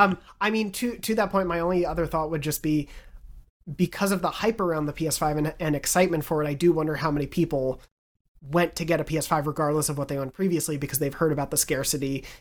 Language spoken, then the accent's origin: English; Long Island, New York, United States; moved away; Growing up on Long Island